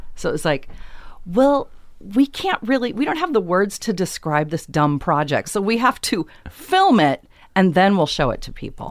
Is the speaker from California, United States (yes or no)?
yes; Long Beach, California, United States; grew up in Long Beach. I grew up in Long Beach